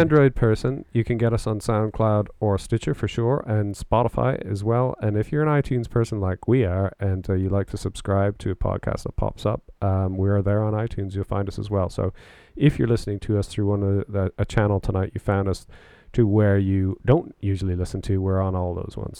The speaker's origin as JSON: {"language": "English", "country": "Canada", "also_born_or_lived": "Oxfordshire, United Kingdom", "moved": "yes", "lives_now": "United Kingdom", "said": "being Canadian, one of the things I miss the most about Canada is Tim Hortons"}